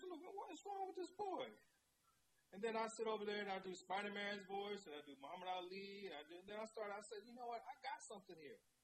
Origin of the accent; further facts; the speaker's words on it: Chicago, Illinois, United States; I grew up in Hyde Park. I'm just a kid on 52nd and Woodline